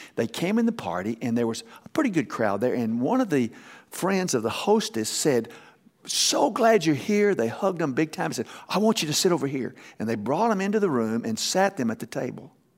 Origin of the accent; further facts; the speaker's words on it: Texas, United States; I'm from Texas